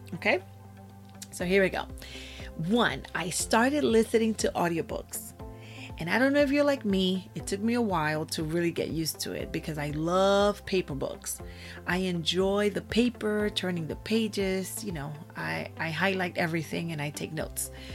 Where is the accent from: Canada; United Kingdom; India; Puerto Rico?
Puerto Rico; I was born in Puerto Rico. And I was raised in my grandmother's house